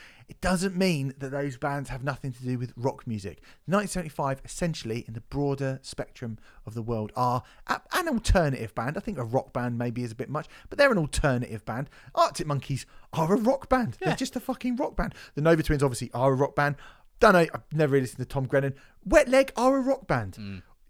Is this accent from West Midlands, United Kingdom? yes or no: yes; Coventry, West Midlands, United Kingdom; Because I'm from Coventry. I'm a working class kid from Coventry.